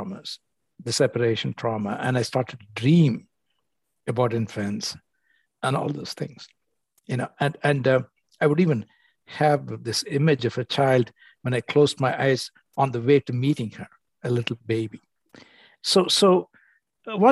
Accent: India; moved away as an adult; also born or lived in United States; I came from India

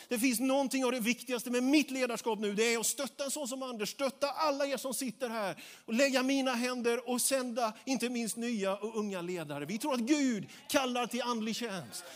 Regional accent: Småland, Sweden; jag är smålänning jag också

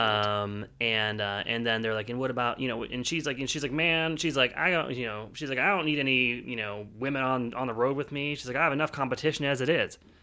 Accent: Pittsburgh, Pennsylvania, United States; I am from Pittsburgh

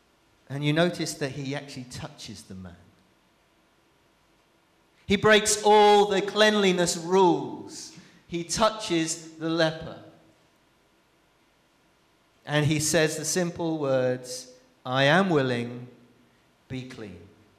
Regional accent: Brazil; But I remember growing up in Brazil, I remember my dad telling me stories of going into leper colonies.

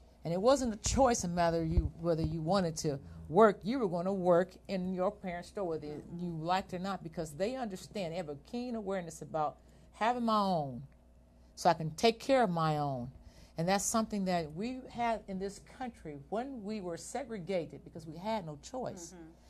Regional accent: United States; first of all, they don't know I'm American when they talk to me. Most like I said, they always think I'm Eritrean.

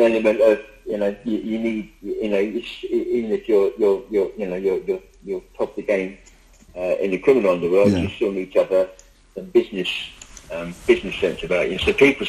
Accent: London, United Kingdom; moved away; I'm from London originally.

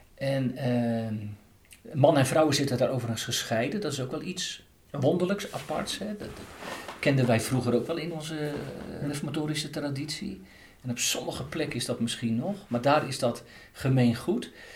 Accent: Katwijk, South Holland, Netherlands; moved away; Ik ben opgegroeid en geboren in Katwijk aan Zee.

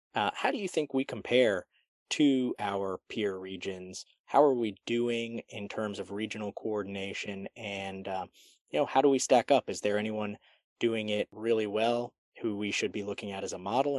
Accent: D.C., District of Columbia, United States; now in Charlotte, United States; I grew up outside Washington, D.C.

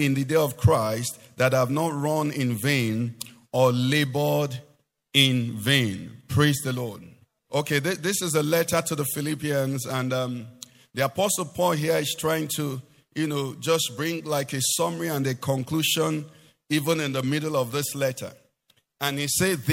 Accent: Anambra, Nigeria; I'm from Anambra

